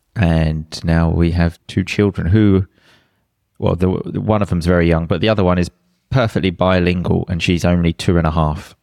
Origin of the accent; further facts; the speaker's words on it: England, United Kingdom; moved away as an adult; also born or lived in Sicily, Italy; we decided to move back to England